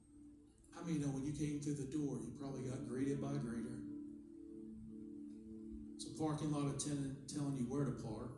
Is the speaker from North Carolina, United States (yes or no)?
yes; North Carolina, United States; also born or lived in Long Island, New York; I know I don't sound northern because I was basically raised in the South. When I was 8, I moved from Long Island, New York to North Carolina